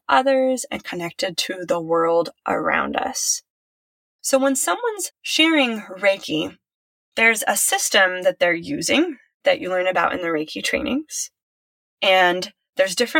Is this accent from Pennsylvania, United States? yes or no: no; Silicon Valley, California, United States; I was raised in Silicon Valley.